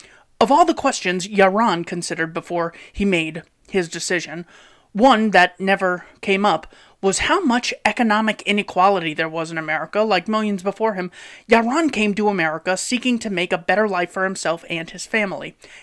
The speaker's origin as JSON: {"language": "English", "country": "Israel", "tie": "born or raised there", "moved": "as an adult", "lives_now": "United States", "said": "I immigrated to this country. I was born and raised in Israel. I served in the Israeli military"}